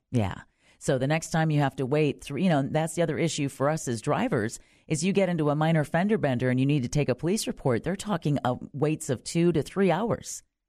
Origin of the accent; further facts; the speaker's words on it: Wisconsin, United States; now in Orlando, United States; my home state of Wisconsin